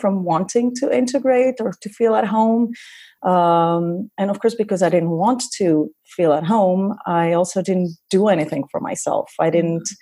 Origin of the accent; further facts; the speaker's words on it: Greece; moved away as an adult; also born or lived in Cameroon / France / Los Angeles, United States / Vienna, Austria; I left my home country, Greece, when I was 24.